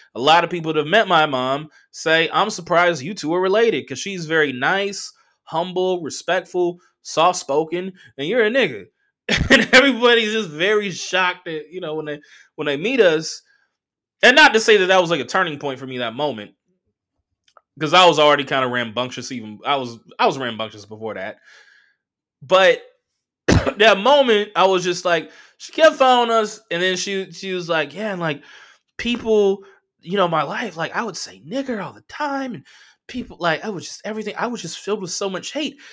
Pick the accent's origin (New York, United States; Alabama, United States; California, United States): California, United States; Southern; I'm from Southern California